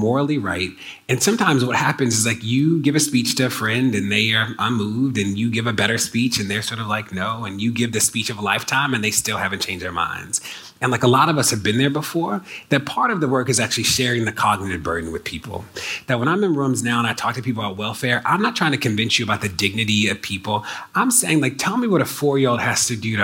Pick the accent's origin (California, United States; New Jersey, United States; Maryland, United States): Maryland, United States; my home state of Maryland